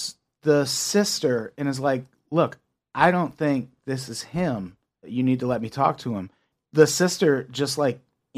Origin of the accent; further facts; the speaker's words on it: Midwest, United States; we grew up in the Midwest